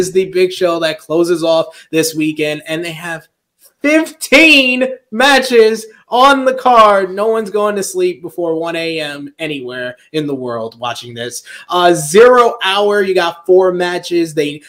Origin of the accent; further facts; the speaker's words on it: East Coast, United States; We're all from the East Coast